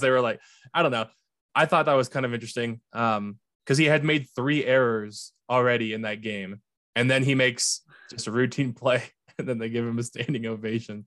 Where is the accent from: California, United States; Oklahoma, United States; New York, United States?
California, United States; Fremont; out of Fremont, California. Your hometown. My hometown.